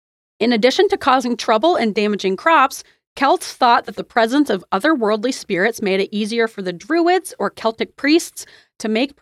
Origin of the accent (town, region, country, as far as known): United States